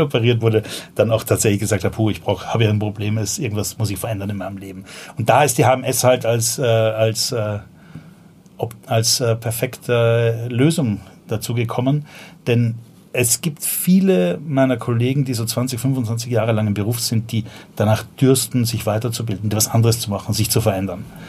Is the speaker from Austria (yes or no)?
yes; Vienna, Austria; accent: Viennese; moved away as an adult; also born or lived in Berlin; now in Germany; ich komme ursprünglich aus Wien